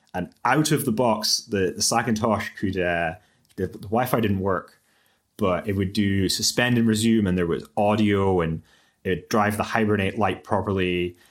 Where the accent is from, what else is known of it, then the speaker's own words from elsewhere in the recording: Aberdeen, Scotland, United Kingdom; I applied to University of Aberdeen, where, where I studied, and some other universities in Scotland. Um, but the, the financial situation made it look like the best option was to stay in my hometown